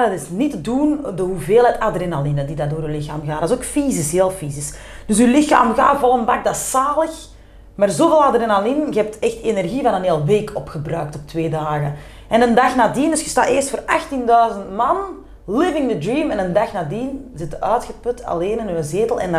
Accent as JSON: {"language": "Dutch", "town": "Turnhout", "region": "Antwerp", "country": "Belgium", "accent": "Kempen", "said": "Gewoon putteke kempen. Turnhout, ik woon nu ook in het huis waar mijn papa altijd is opgevoed. Dus in het huis dat mijn grootvader nog heeft gebouwd. Eh, het centrum van Turnhout, lekker campen."}